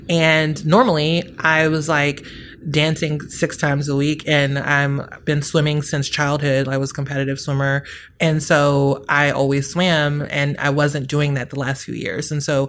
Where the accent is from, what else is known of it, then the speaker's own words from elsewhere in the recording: New York, United States; I'm a New Yorker. We walk around.